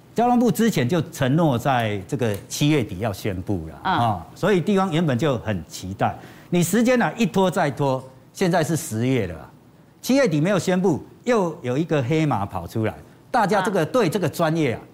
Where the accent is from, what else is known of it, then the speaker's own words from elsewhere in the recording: Yilan County, Taiwan; 我们宜兰人